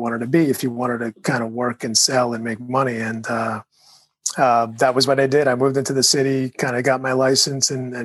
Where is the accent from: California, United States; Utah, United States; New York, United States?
New York, United States; New York City; I was born in Brooklyn.